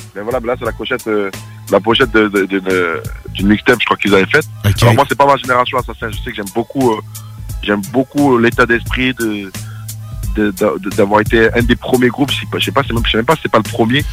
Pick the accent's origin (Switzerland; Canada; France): France